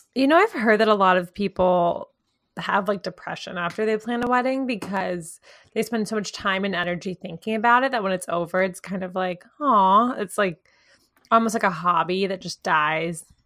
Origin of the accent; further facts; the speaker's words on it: the South, United States; we grew up in the South too